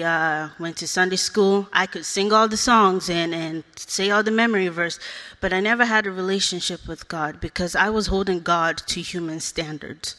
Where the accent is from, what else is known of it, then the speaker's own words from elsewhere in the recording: Nigeria; now in United States; I was born in Nigeria. I grew up without my parents.